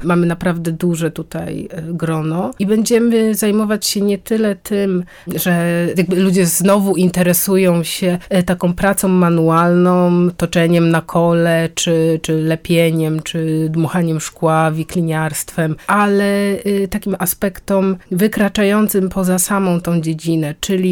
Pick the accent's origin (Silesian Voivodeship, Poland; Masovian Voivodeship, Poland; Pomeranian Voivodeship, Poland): Pomeranian Voivodeship, Poland; near Gdańsk; Ja pochodzę spod Gdańska